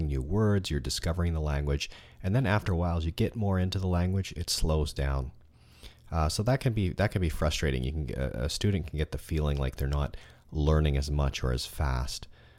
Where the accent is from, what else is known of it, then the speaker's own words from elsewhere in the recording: Toronto, Ontario, Canada; I'm from Toronto, Canada. It's a very cosmopolitan city with people from all over the world. There are a lot of languages spoken here, and it's a great city to live in if you like to learn and practice languages.